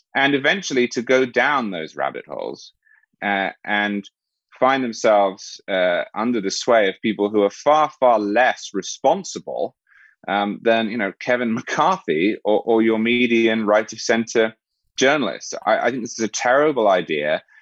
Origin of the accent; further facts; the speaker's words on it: England, United Kingdom; moved away; I'm originally English